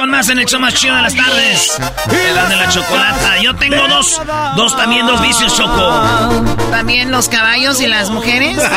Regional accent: Jalisco, Mexico; now in United States; Yo soy del estado de Jalisco y como ven estoy en la prisión aquí en California

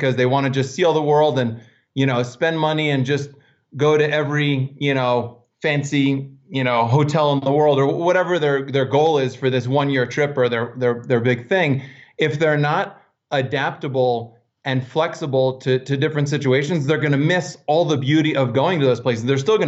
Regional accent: Pennsylvania, United States; And then I'm kind of a little more mountain guy. I grew up in the Poconos, Pennsylvania.

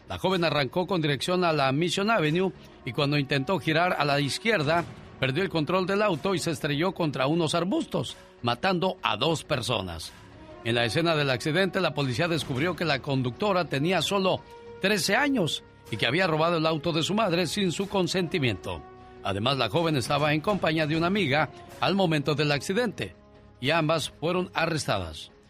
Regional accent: Guadalajara, Jalisco, Mexico; moved away; Saludos a la gente de Guadalajara, Jalisco, porque un día salí de Jalisco, pero Jalisco nunca salió de mí.

